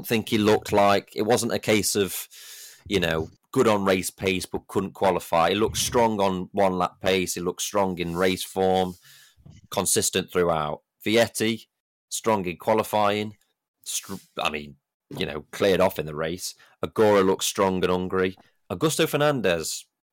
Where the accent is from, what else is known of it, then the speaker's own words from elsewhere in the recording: United Kingdom; as British fans